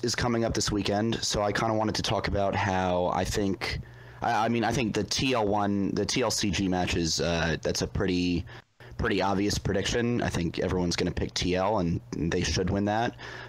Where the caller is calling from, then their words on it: Reston, Virginia, United States; I'm calling from Reston, Virginia, which is 15 minutes away from that guy who called from Sterling, Virginia.